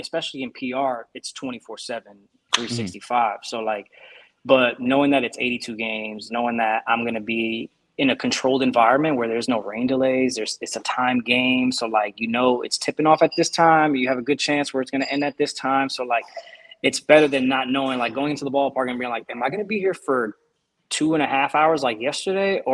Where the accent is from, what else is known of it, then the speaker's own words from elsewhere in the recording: New York, United States; first language Spanish; English is a second language; moved away as an adult; now in Boston, United States; growing up in New York